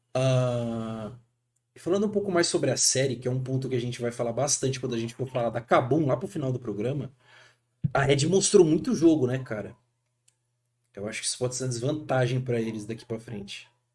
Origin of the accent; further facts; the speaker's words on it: Brazil; como brasileiro, cara, a gente é criado